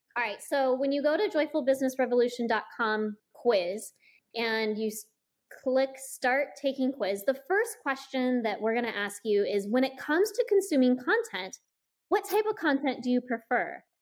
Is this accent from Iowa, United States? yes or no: yes; Iowa, United States; I grew up in Iowa